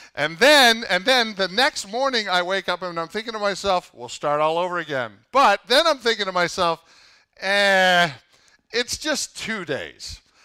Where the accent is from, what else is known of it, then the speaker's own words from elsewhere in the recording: Canada; now in United States; I'm Canadian